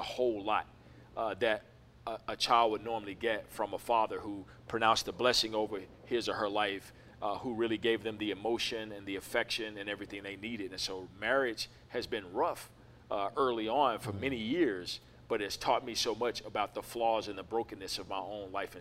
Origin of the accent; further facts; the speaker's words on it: Memphis, Tennessee, United States; moved away as an adult; also born or lived in Southern California; now in Atlanta, United States; We're originally from Memphis, Tennessee